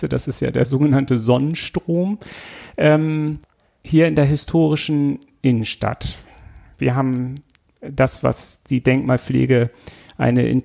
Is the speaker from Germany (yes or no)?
yes; Schleswig-Holstein, Germany; born there; Ich komme aus Schleswig-Holstein gebürtig und wenn die dann mal da waren, habe ich die mal gezeigt